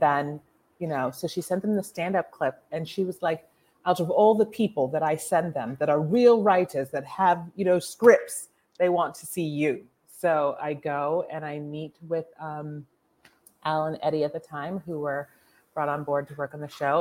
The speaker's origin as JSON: {"language": "English", "town": "Mount Lebanon", "region": "Pennsylvania", "country": "United States", "tie": "born or raised there", "moved": "yes", "said": "Mount Lebanon."}